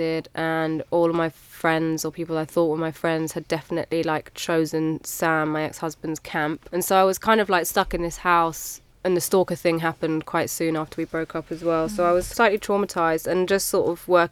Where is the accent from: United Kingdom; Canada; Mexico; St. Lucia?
United Kingdom; England; I'm English